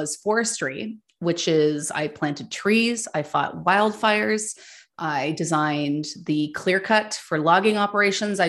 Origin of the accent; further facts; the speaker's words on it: Ottawa, Ontario, Canada; So I grew up in Ottawa, Ontario